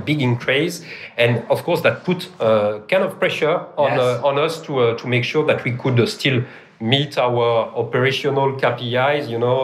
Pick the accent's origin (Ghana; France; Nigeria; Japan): France; accent: French; English is a second language; moved away as an adult; now in Melbourne, Australia; I'm French. You can't miss my accent